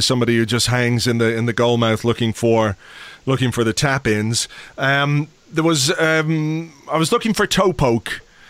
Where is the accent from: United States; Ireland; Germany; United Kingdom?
Ireland; being Irish